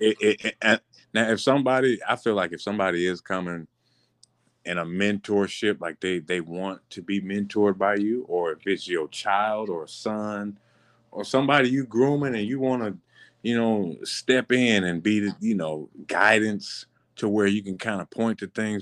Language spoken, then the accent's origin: English; Marianna, United States; I'm from Mariana.